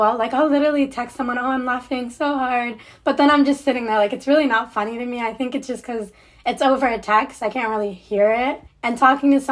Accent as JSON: {"language": "English", "town": "Cincinnati", "region": "Ohio", "country": "United States", "tie": "born or raised there", "also_born_or_lived": "Nouakchott, Mauritania / Waukesha", "moved": "as an adult", "lives_now": "Michigan, United States", "said": "I moved to the States when I was around like 6 or 7 years old. I went to school here, grew up here, and or not in Michigan, but I grew up in Cincinnati, Ohio"}